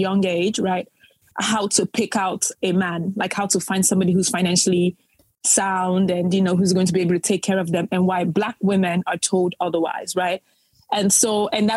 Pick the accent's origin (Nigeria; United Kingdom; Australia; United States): Nigeria; I'm a Nigerian woman, a Nigerian woman